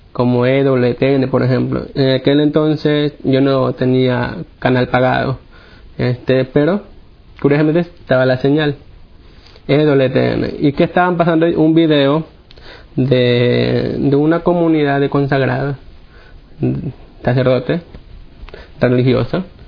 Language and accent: Spanish; Guayaquil, Guayas, Ecuador; yo soy de Guayaquil, Guayaquil, Ecuador